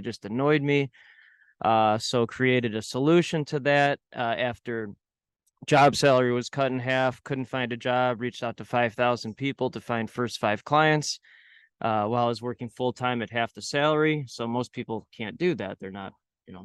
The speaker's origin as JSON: {"language": "English", "area": "North Shore, north suburbs of Chicago", "region": "Illinois", "country": "United States", "tie": "born or raised there", "said": "I spent most of my life in the North Shore"}